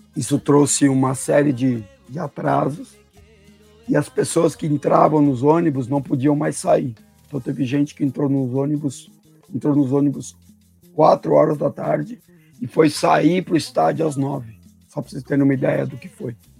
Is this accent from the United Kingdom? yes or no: no; Argentina; now in Brazil; eu, como argentino